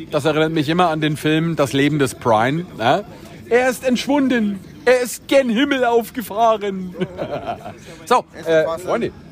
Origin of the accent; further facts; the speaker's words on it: Bayreuth, Bavaria, Germany; born there; okay, da muss ich dazu sagen, ich bin ja selber gebürtiger Bayreuther.